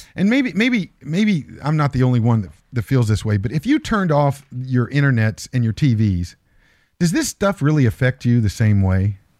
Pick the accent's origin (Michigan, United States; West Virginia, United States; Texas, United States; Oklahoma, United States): West Virginia, United States; Morgantown; My hometown, my, my back, my backyard is going to prison.